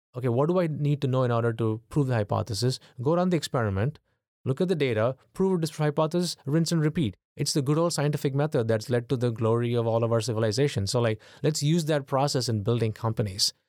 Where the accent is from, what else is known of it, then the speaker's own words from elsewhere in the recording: India; moved away as an adult; now in United States; I grew up in, in India in the eighties